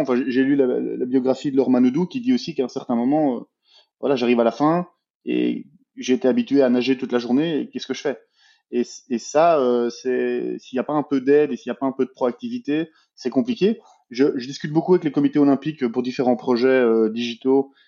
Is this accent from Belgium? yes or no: yes; Belgium; moi je suis belge, j'ai 33 ans